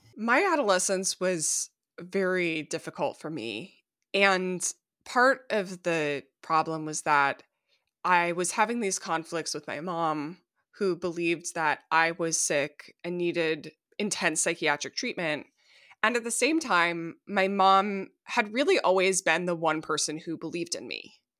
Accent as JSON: {"language": "English", "region": "Minnesota", "country": "United States", "tie": "born or raised there", "said": "my home state of Minnesota"}